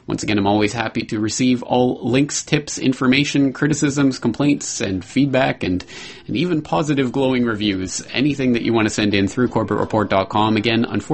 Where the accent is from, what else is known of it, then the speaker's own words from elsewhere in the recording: Canada; I'm Canadian